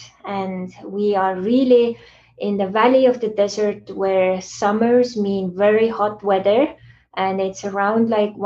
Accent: Estonia; moved away; how I grew up back in Estonia

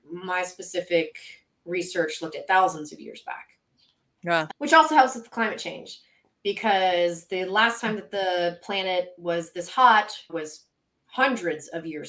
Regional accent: Pennsylvania, United States; Because I'm from Pennsylvania. And so I've always been interested in that.

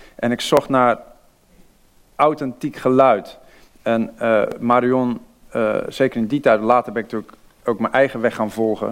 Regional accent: Vlaardingen, South Holland, Netherlands; accent: Rotterdam; dan hoort ze wel iets Rotterdams. En dan zei ik ja, uh, Vlaardingen.

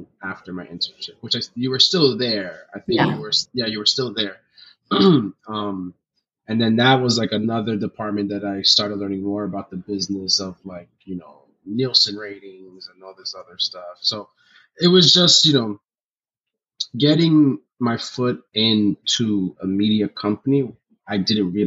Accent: Union City, New Jersey, United States; I was born in Jersey, but my parents are Dominican. I'm Dominican, you know, proud Dominican. I grew up in New Jersey, right across the river from New York

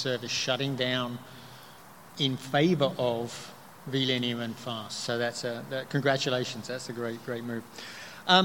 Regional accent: United Kingdom; moved away; I'm originally from the UK

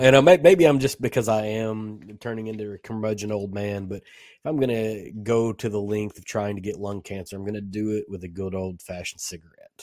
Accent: Kentucky, United States; I grew up in Kentucky

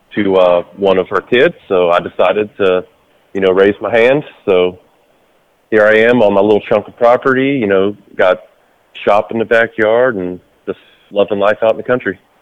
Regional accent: Cottageville, South Carolina, United States; born or raised there

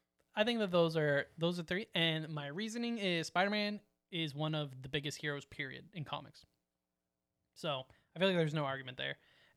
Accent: Canada; Sorry, we're Canadian.

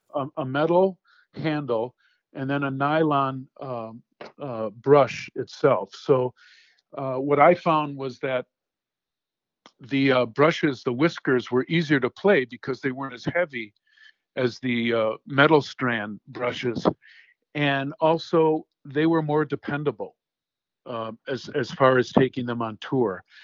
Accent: Racine, Wisconsin, United States; I grew up in Racine, Wisconsin

